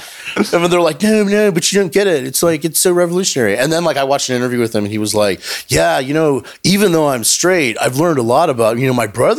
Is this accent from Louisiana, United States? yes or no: yes; Louisiana, United States; born there; I was born in Louisiana. My mother's from Chile